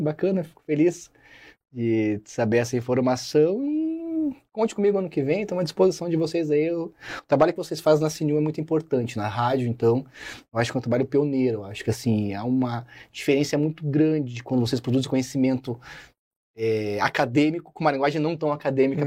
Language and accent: Portuguese; Osasco, São Paulo, Brazil; now in Curitiba, Brazil; sou de Osasco, capital mundial do cachorro quente.